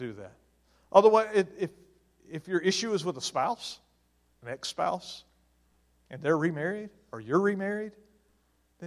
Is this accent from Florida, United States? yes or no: no; Mississippi, United States; now in Maryland, United States; I'm from Mississippi, and things in Mississippi are a little different than they are in Maryland.